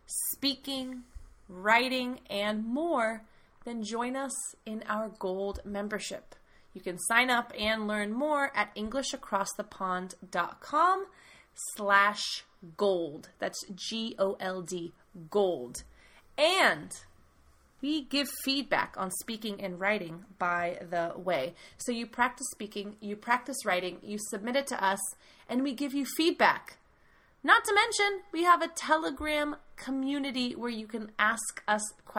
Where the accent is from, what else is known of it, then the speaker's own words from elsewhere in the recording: United States; I am the American half, talking to you from the United States